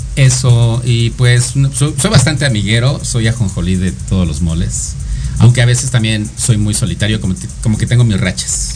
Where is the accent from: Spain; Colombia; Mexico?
Mexico; State of Mexico; also born or lived in Cuautitlán; Del Estado de México